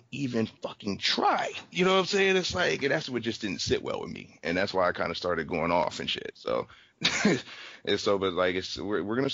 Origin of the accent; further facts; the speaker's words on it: California, United States; I'm from California